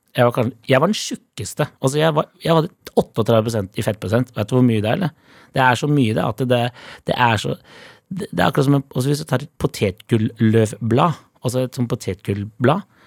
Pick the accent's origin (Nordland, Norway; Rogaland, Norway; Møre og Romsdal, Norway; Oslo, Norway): Oslo, Norway; jeg er fra Holmlia